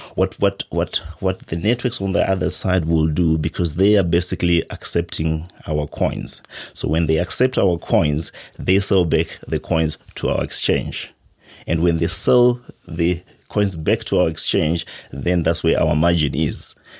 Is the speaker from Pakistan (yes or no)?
no; Zimbabwe; I'm from Zimbabwe